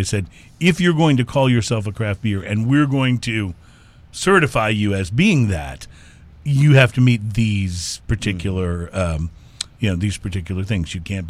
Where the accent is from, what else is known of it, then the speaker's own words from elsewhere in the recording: Texas, United States; even though I was born in Texas and pretty much consider myself to be a Texan.